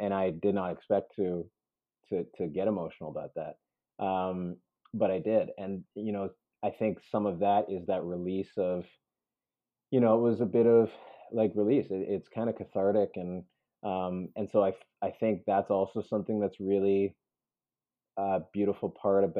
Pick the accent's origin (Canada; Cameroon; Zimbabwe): Canada; also born or lived in Peru; I was born in Peru. And so I came to Canada as a baby